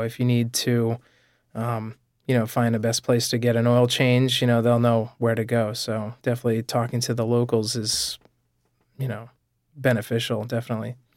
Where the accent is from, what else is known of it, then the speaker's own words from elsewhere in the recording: New England, United States; now in Rhode Island, United States; I grew up in New England, so I'm used to states that are small